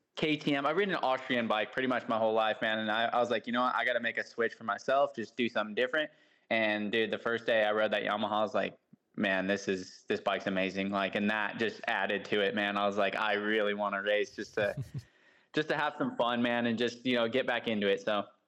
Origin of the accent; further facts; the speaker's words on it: about an hour from San Francisco, California, United States; now in Southern California, United States; I grew up about an hour from there